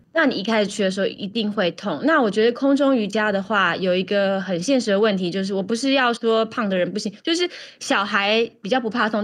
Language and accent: Chinese; Taiwan; now in New York, United States; 考试我们台湾人都很会